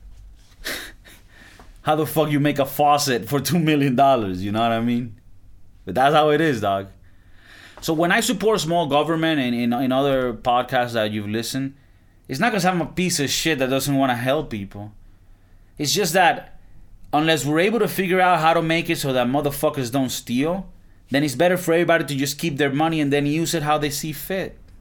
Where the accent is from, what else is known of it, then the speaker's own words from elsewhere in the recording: Valencia, Carabobo, Venezuela; moved away; my hometown in Venezuela. I'm from Valencia, Venezuela.